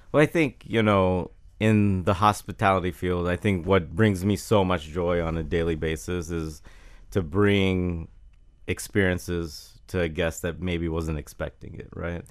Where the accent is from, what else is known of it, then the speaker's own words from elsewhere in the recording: Jacksonville, Florida, United States; I grew up in Jacksonville with the, uh, Florida, Georgia, uh, game